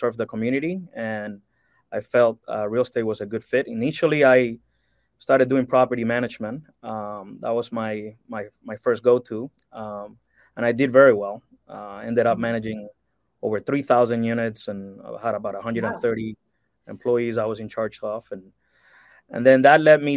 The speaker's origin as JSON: {"language": "English", "country": "Cuba", "tie": "born or raised there", "moved": "yes", "lives_now": "United States", "said": "I'm originally from Cuba, born and raised, and I moved to the States in 1996."}